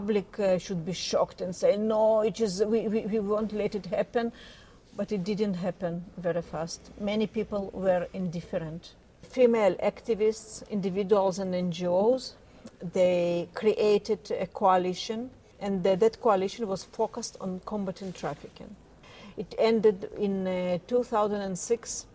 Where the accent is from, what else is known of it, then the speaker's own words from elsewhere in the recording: Tel Aviv, Tel Aviv District, Israel; I'm from Tel Aviv